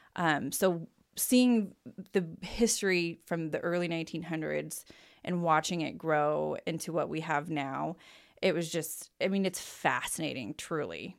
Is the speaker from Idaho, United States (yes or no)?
yes; Boise, Idaho, United States; born in Saint Luke's downtown Boise. Um, lived here until the day after I turned eighteen